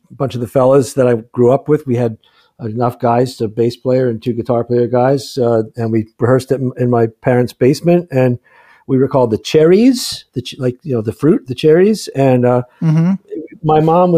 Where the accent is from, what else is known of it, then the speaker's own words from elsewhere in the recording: Boston, Massachusetts, United States; growing up in Boston